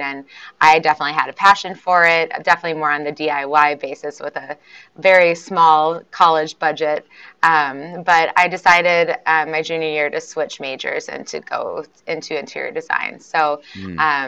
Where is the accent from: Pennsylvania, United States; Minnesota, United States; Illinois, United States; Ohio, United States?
Minnesota, United States; also born or lived in Houston, Texas; I was actually born in Houston, Texas. My mom was in residency, and so I lived there for about 7 years. But my parents were originally from Minnesota. So once she was done with school, she moved back to Minnesota, and I spent the rest of my childhood here in the cold north.